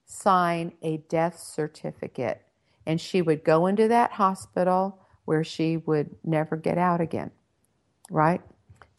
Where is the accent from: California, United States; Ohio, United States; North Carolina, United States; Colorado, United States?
California, United States; Redondo Beach; I was born and raised in Southern California. I grew up in Redondo Beach